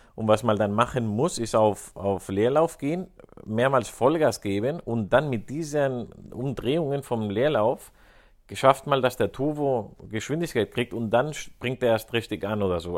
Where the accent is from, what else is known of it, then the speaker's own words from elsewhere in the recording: Spain; als Spanier